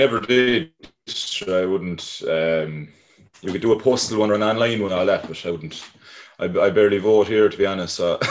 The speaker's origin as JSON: {"language": "English", "town": "Cork", "region": "Munster", "country": "Ireland", "tie": "born or raised there", "also_born_or_lived": "New York, United States / Westmeath, Ireland", "said": "So I was born in New York, and then we moved to Westmeath first of all. And then we moved to Cork then, I'd say, summer 2003"}